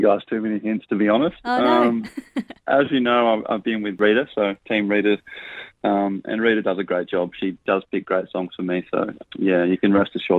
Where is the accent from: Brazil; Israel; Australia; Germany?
Australia; Port Lincoln, South Australia; moved away as an adult; also born or lived in Sheringa, South Australia; now in East Coast, Australia; Originally, my family are from Sheringa, which is about an hour and a half north of Port Lincoln. Grew up between there and Port Lincoln, so I went to school in Port Lincoln and, yeah, sort of bounced between the two.